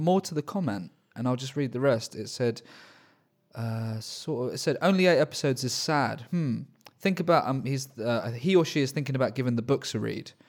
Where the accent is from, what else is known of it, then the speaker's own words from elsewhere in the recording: Australia; born there; since I was born in Australia, but had my bloody accent beaten out of me age 11